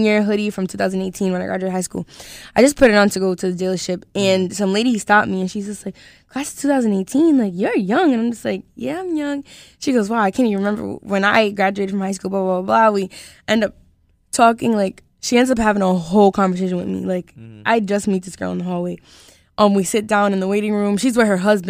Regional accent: Providence, Rhode Island, United States; I'm just from Providence

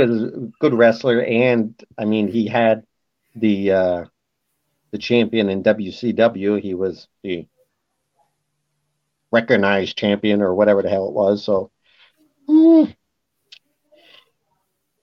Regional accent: London, Ontario, Canada; in my hometown

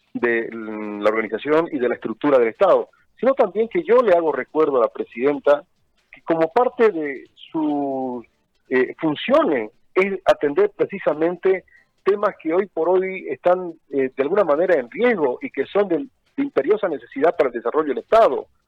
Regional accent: Chiquitania, Santa Cruz, Bolivia; Yo soy un boliviano que ha tenido la suerte de nacer en esta bendita tierra chiquitana, de formarse profesionalmente en Santa Cruz

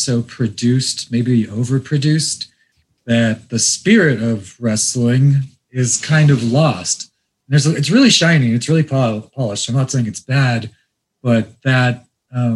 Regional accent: Iran; Iranian like me

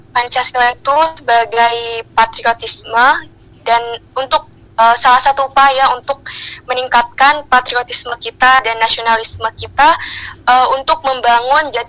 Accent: Jeddah, Makkah Province, Saudi Arabia; Dari saya lahir di Jeddah.

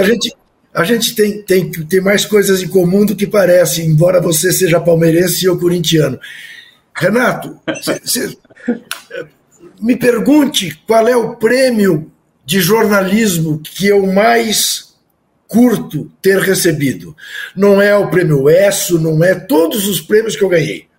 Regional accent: Brazil; nós, nós, nós, brasileiros

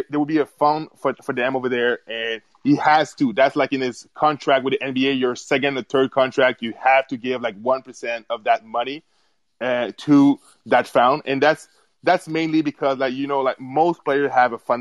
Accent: Canada; I'm from Canada

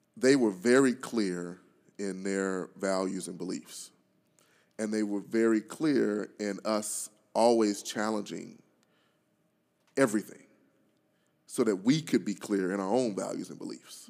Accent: Pine Bluff, Arkansas, United States; my hometown of Pine Bluff

